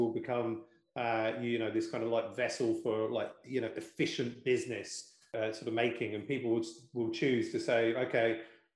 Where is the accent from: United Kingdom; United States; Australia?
United Kingdom; because I am British